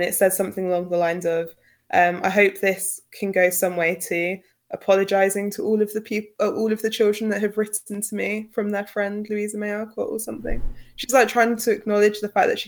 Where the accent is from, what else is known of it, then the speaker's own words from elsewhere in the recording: United Kingdom; accent: British; in my British accent